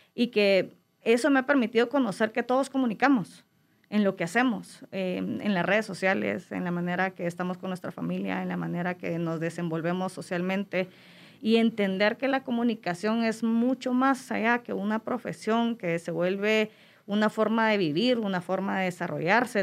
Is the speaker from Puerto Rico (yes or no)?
no; Guatemala; Yo hablo de Guatemala porque para mí es mi, mi adoración, es mi tierra